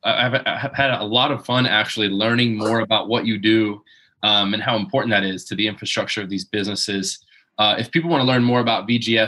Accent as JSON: {"language": "English", "region": "Southeast Florida", "country": "United States", "said": "I'm from the Southeast Florida."}